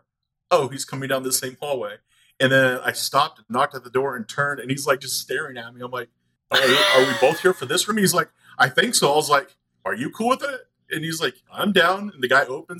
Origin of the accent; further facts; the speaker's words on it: outside of Austin, Texas, United States; I grew up outside of Austin